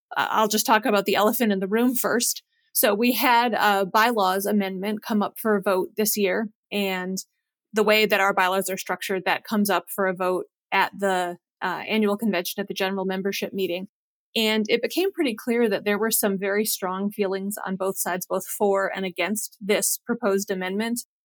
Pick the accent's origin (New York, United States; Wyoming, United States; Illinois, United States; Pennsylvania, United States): New York, United States; Western; moved away as an adult; also born or lived in New Hampshire / Ithaca, New York; now in Kentucky, United States; I'm originally from Western New York